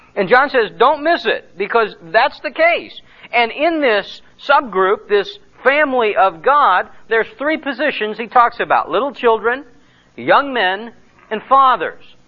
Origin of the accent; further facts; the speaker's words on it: United States; I am an American and uh, living as a citizen in Romania.